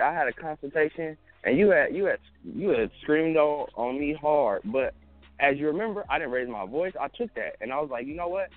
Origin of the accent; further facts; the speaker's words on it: the Bay Area, California, United States; I'm from the Bay. We out in Cali